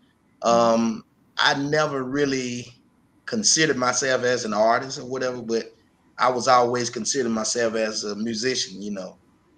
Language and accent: English; Memphis, Tennessee, United States; Yes, I was. Been here all my life.